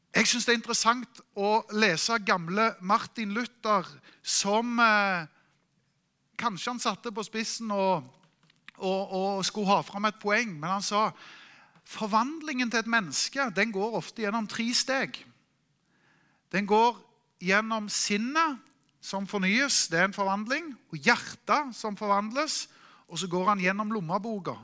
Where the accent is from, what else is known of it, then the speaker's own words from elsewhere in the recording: Norway; Vi er nordmenn